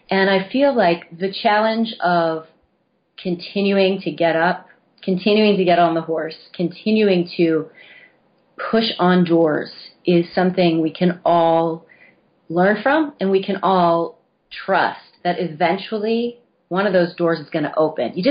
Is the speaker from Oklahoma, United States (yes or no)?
no; Missouri, United States; growing up in a small town. I am from Missouri. I grew up in a very small town.